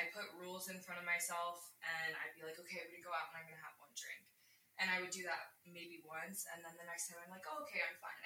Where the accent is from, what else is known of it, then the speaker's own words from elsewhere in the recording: Florida, United States; I grew up in Florida in a very small town